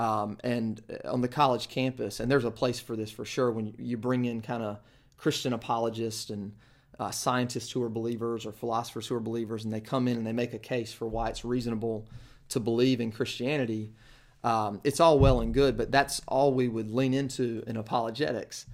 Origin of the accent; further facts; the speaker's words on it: Kinston, North Carolina, United States; I grew up in Kinston, North Carolina